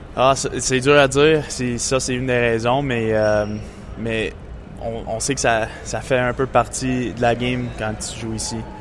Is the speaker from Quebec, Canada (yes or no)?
yes; Montreal, Quebec, Canada; Puis c'est aussi ma ville natale.